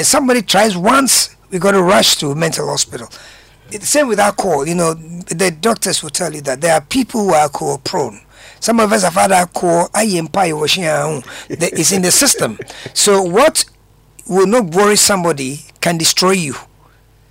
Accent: Accra, Greater Accra, Ghana; I grew up around Kanishi

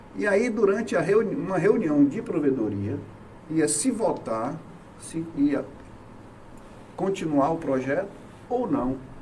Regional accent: Salvador, Bahia, Brazil; moved away as an adult; now in Itabuna, Brazil; eu sou de Salvador, é, mas eu me considero de Itabuna, tenho 36 anos que eu estou em Itabuna.

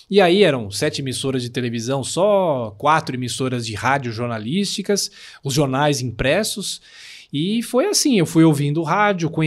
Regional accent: São Paulo, Brazil; Sou de São Paulo, capital. Nasci em São Paulo, aqui na região da Bela Vista.

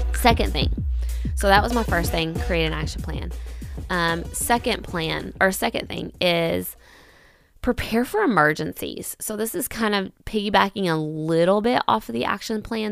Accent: Kentucky, United States; I am from Kentucky

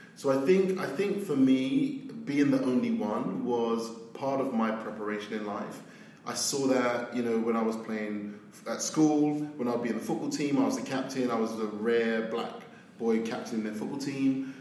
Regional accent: London, United Kingdom; moved away as an adult; now in New York, United States; I grew up in South London, um, and I lived in a place called Battersea

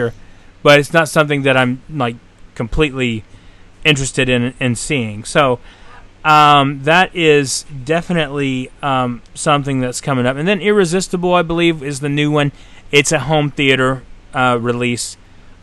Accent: Tennessee, United States; now in Florida, United States; from my hometown in Tennessee

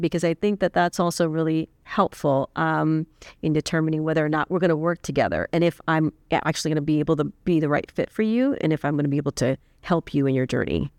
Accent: South Texas, United States; moved away; I'm originally from South Texas

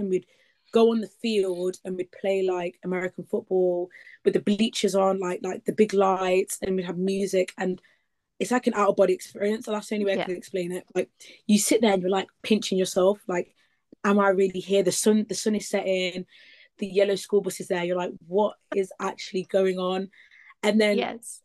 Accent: Leicester, East Midlands, United Kingdom; I'm from Leicester in the East Midlands.

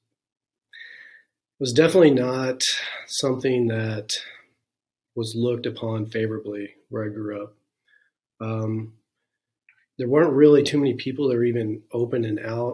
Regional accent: Santa Claus, Indiana, United States; also born or lived in Chrisney, Indiana / Dale, Indiana; I'm originally from Santa Claus, Indiana area, Christney, Indiana, Dale, Indiana.

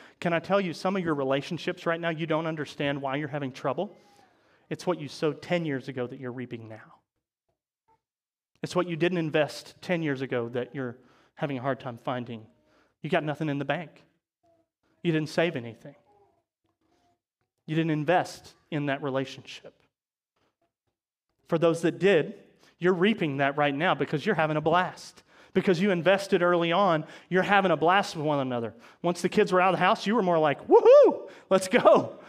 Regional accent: Chillicothe, Missouri, United States; now in Maryville, United States; we're from Chillicothe, right? That's where we moved over from.

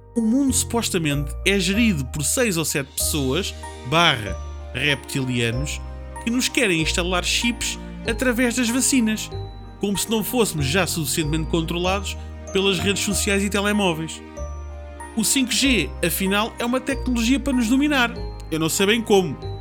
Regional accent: Portugal; Eu sei, como português

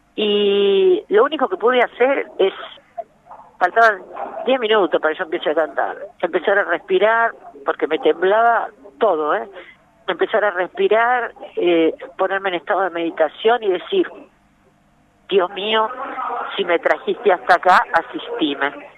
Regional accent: Buenos Aires, Argentina; en Barracas, que pleno barrio porteño

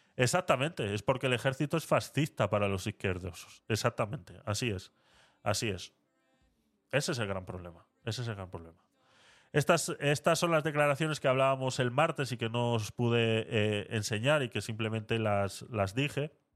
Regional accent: Vitoria-Gasteiz, Basque Country, Spain

